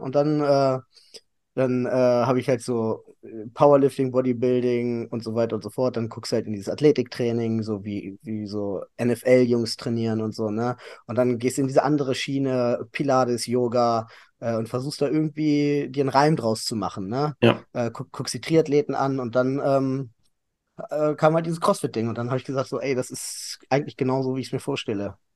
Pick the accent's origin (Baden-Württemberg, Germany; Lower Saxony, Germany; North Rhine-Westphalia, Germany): Lower Saxony, Germany; Hanover; komme aus Hannover, mein ganzes Leben lang